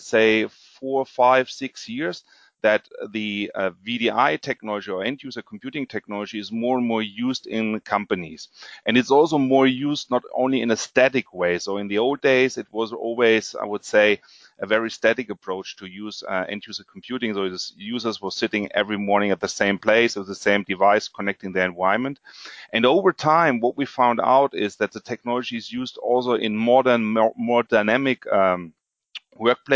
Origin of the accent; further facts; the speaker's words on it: Germany; also born or lived in Frankfurt, Germany; I'm from Germany